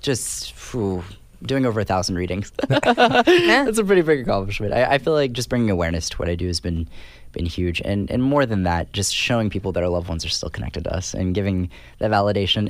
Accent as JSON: {"language": "English", "region": "California", "country": "United States", "tie": "born or raised there", "said": "I'm from California, and I went to school in California."}